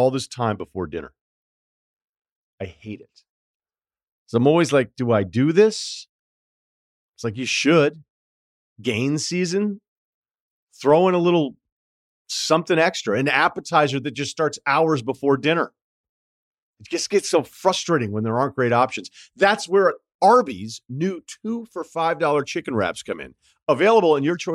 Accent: Massachusetts to Vermont, New England, United States; moved away; I'm from New England, so mm-hmm. Massachusetts to Vermont. I went to UVM

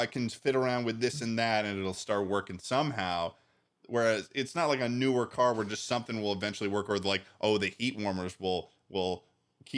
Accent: Massachusetts, United States; moved away as an adult; now in Ithaca, United States; It's a 5.5 hour drive to Ithaca from my hometown

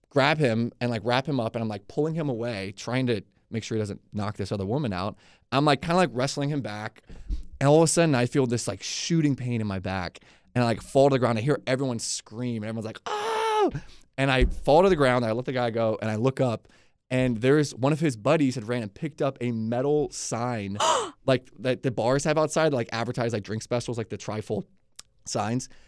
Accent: Atlanta, Georgia, United States; moved away; also born or lived in Leesburg; I grew up in Atlanta before Leesburg.

